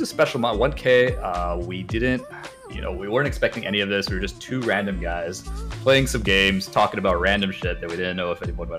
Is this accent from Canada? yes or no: yes; Canada